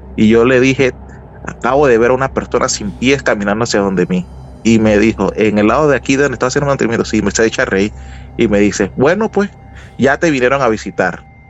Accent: Panama; Soy de Panamá

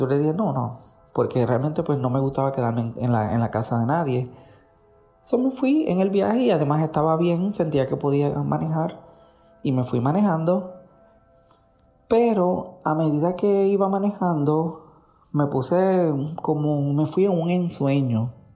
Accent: Puerto Rico; moved away as an adult; now in New Jersey, United States; Soy de Puerto Rico, pero vivo en Estados Unidos hace 11 años, en el estado de Nueva Jersey

